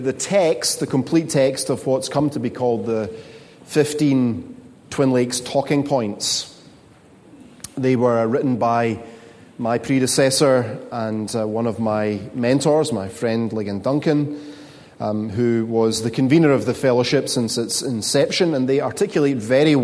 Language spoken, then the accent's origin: English; Scotland, United Kingdom; moved away; As a Scotsman, I want you to know that negativity and hand-wringing and brow-furrowing is my cultural default setting